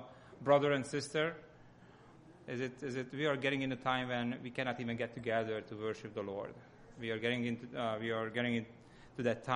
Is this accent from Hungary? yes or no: yes; Hungary; accent: Hungarian; English is a second language; moved away; my accent comes from Hungary